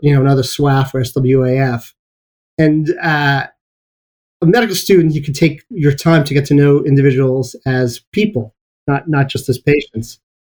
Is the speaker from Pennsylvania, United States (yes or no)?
no; New York City, New York, United States; moved away; also born or lived in Baltimore, Maryland; I grew up in Brooklyn.